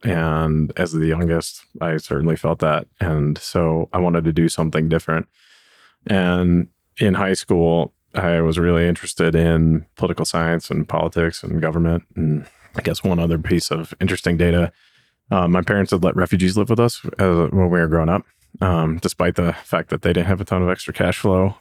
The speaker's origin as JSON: {"language": "English", "town": "Cincinnati", "region": "Ohio", "country": "United States", "tie": "born or raised there", "moved": "yes", "lives_now": "Denver, United States", "said": "I grew up in Cincinnati, Ohio"}